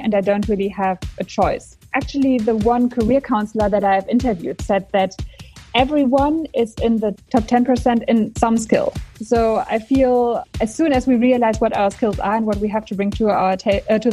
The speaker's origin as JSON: {"language": "English", "country": "Germany", "said": "I am from Germany"}